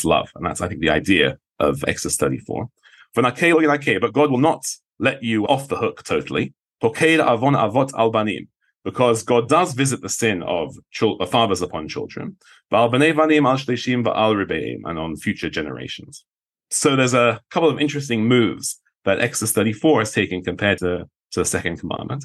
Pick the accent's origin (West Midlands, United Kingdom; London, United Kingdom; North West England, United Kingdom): London, United Kingdom; moved away; I'm from London